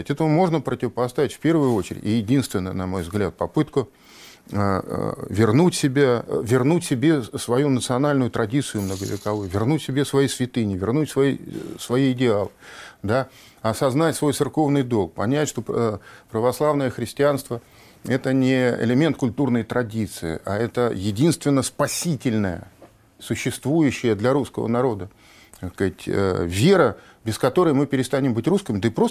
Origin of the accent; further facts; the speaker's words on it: Northern Kyrgyzstan, Kyrgyzstan; Мы, киргизи, делимся на северян и южан. Я северянин, южане ближе к узбекам.